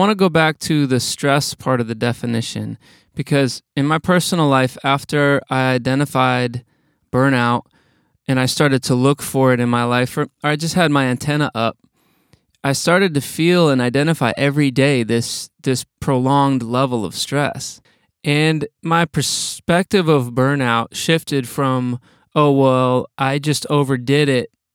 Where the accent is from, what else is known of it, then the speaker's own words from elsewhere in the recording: Wisconsin, United States; I'm from Wisconsin